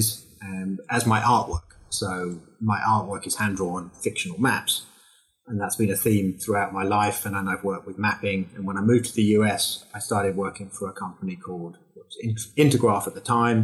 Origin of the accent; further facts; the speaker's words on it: South Wales, United Kingdom; also born or lived in Windsor, England; now in Huntsville, United States; I'm actually born in South Wales. And then lived in Windsor, England